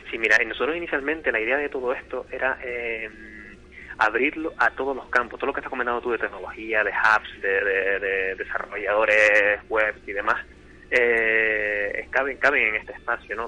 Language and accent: Spanish; Tenerife, Canary Islands, Spain; moved away as an adult; now in Gran Canaria, Spain; soy de Tenerife